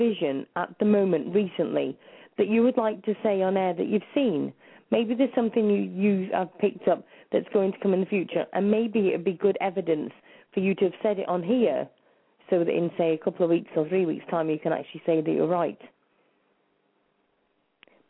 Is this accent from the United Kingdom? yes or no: yes; Wrexham, Wales, United Kingdom; I'm actually Welsh because I was born in Wrexham